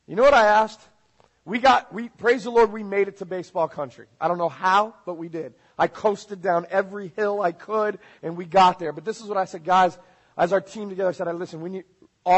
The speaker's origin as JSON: {"language": "English", "region": "South Florida", "country": "United States", "said": "I'm from South Florida."}